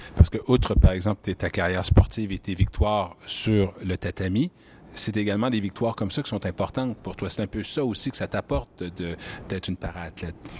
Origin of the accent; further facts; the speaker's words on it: Quebec City, Quebec, Canada; la ville de Québec également, qui est ma ville natale